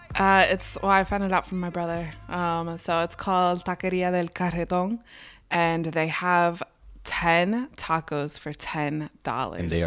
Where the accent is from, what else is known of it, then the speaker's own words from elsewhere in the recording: Garden Spot area, Pennsylvania, United States; also born or lived in Lancaster, Pennsylvania; I grew up in Garden Spot area. Now I live downtown Lancaster